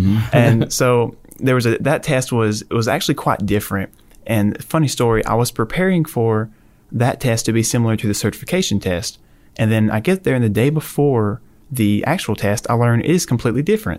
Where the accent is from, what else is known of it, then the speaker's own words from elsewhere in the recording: Geraldine, Alabama, United States; moved away; I'm from a little town called Geraldine, Alabama.